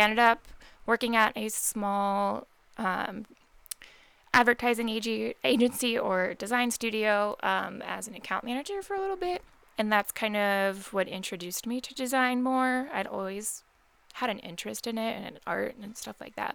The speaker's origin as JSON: {"language": "English", "town": "Columbus", "region": "Ohio", "country": "United States", "tie": "born or raised there", "moved": "as an adult", "lives_now": "Cleveland, United States", "said": "I grew up in Columbus, went to Ohio State. And then I moved to Cleveland about 2 years ago now"}